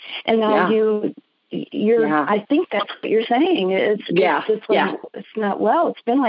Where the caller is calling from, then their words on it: Jackson, Michigan, United States; I'm in the outskirts of Detroit in the suburbs. Actually, I'm in Jackson. It's another city, not as big as Detroit.